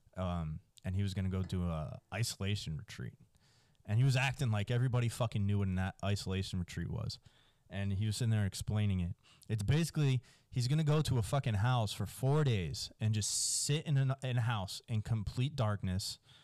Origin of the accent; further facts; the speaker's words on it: New Jersey, United States; now in Texas, United States; I grew up in Jersey.